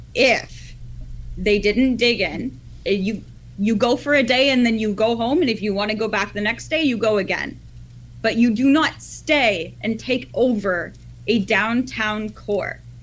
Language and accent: English; Ottawa, Ontario, Canada; I'm from Ottawa